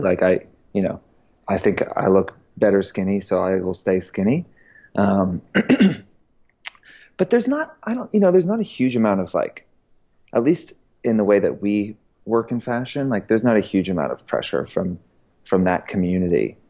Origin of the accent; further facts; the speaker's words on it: Georgia, United States; also born or lived in Queens, New York / Boston; I grew up in mostly in Georgia.